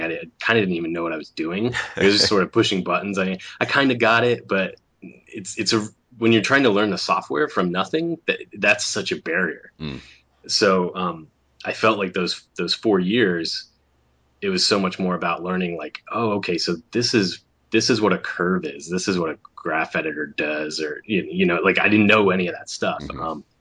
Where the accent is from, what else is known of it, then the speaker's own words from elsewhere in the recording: Sarasota, Florida, United States; moved away; growing up in Florida